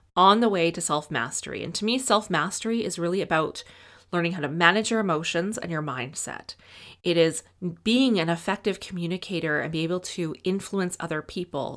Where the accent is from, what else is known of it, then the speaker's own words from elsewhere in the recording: Edmonton, Alberta, Canada; I grew up in Edmonton